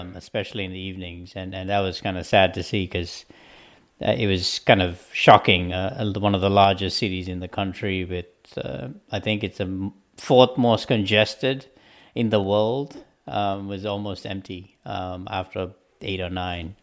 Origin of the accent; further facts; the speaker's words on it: Sri Lanka; moved away; coming from a country where we had you know a civil war going on for 30 years